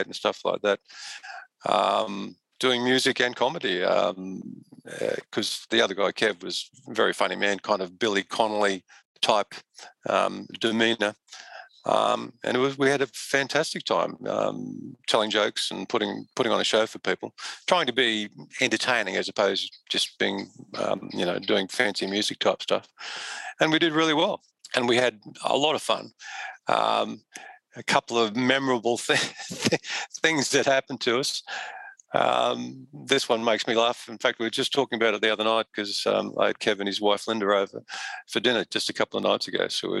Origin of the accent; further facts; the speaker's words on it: Australia; I'm an Aussie